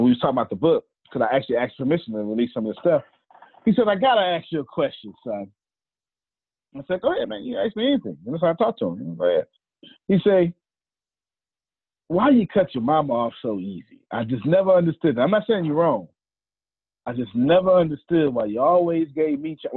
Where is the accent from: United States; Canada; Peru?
United States; Galveston, Texas; I'm from Galveston, Texas